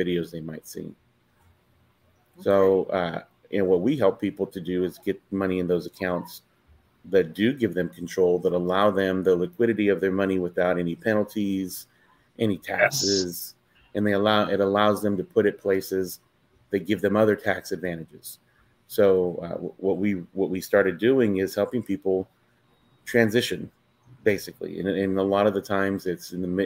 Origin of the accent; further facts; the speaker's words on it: Fresno, California, United States; I'm from Fresno, California, married